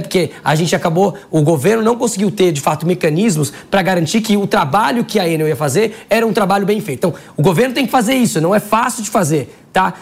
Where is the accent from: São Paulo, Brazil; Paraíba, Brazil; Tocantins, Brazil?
São Paulo, Brazil; eu sou paulista